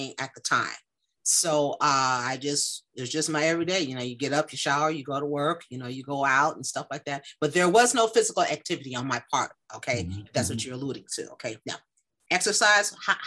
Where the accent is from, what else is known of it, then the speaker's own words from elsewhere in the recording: Chicago, Illinois, United States; born and raised in Chicago, Illinois, not a suburb, in the city